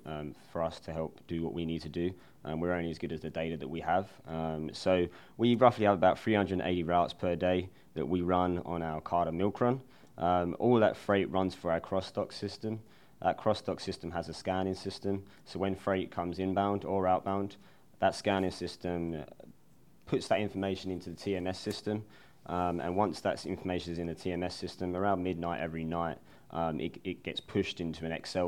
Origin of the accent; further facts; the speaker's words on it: London, United Kingdom; moved away as an adult; now in Indianapolis, United States; I'm originally from London, England. I moved over to Indianapolis in 2010 and attended Butler University.